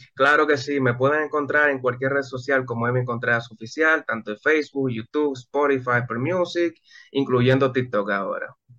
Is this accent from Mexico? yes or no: no; Dominican Republic; yo he tenido muchos problemas en mi país.